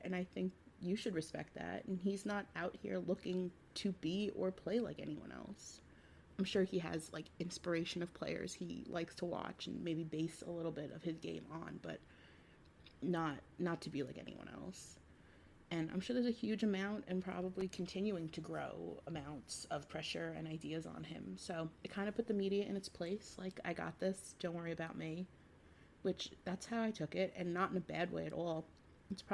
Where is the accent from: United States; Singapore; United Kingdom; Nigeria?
United States; New York; being a New Yorker